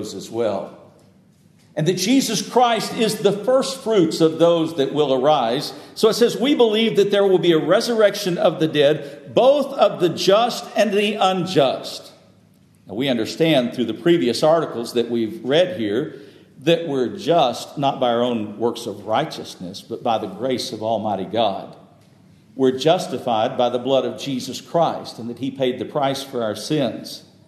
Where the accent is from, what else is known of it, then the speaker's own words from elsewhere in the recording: Texas, United States; moved away; some folks down south where I grew up in Texas